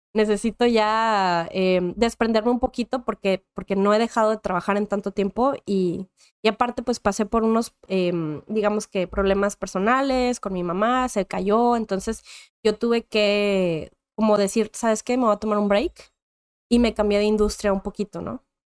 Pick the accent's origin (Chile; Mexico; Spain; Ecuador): Mexico; Monterrey, Nuevo León; Yo soy nacida originaria de Monterrey, Nuevo León, México